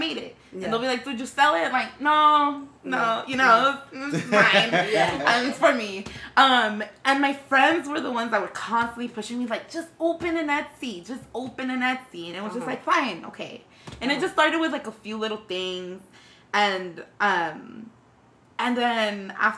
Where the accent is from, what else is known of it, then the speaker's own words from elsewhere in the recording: Los Angeles, California, United States; I grew up in Hollywood, and it was... I've always been around Central Americans, Mexicans.